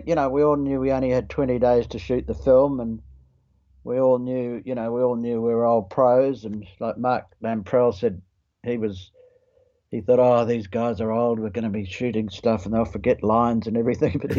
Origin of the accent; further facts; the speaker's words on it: New Zealand; moved away as an adult; also born or lived in Australia / Sydney; now in Queensland, Australia; being a Kiwi